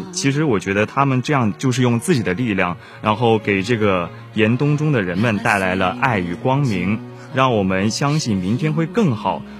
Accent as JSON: {"language": "Chinese", "country": "China", "said": "这就是作为中国人的底气。"}